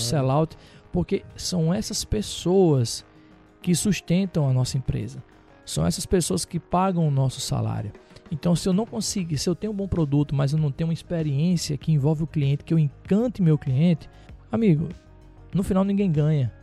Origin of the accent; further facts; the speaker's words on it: Rio Grande do Norte, Brazil; 34 anos, sou potiguar